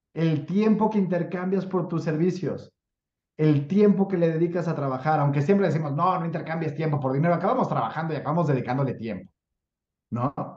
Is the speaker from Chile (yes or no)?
no; Mexico; soy mexicano